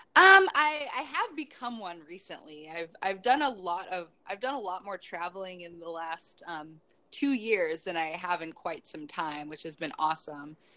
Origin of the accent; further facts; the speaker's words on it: Chicago, Illinois, United States; moved away as an adult; also born or lived in Kenosha, Wisconsin; now in San Diego, United States; I'm originally from Chicago